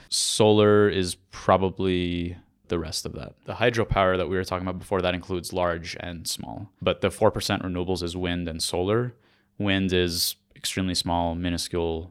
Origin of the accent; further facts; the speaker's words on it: Los Angeles, California, United States; moved away as an adult; now in Armenia; As a kid growing up in the United States, in Los Angeles specifically